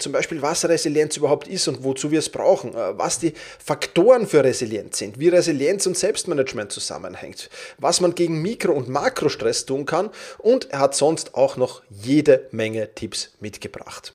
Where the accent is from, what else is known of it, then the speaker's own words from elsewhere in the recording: Vienna, Austria; Wir sind beide aus Wien, wie man wahrscheinlich hört